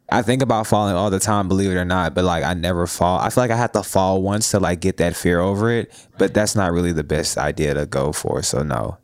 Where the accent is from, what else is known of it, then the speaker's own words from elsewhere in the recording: Jackson, Tennessee, United States; now in Nashville, United States; I'm from Jackson, Tennessee